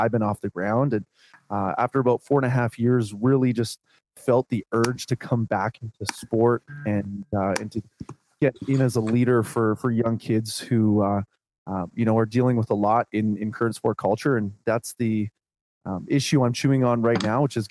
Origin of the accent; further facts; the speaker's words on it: Vancouver Island, British Columbia, Canada; Born and raised on Vancouver Island on the west coast of Canada.